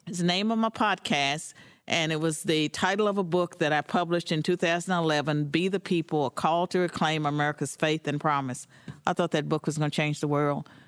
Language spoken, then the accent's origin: English; United States; I'm an American